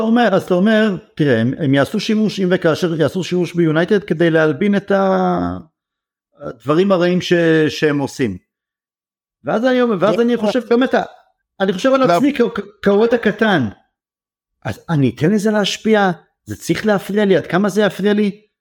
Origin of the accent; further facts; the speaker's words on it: Israel; אנחנו ישראלים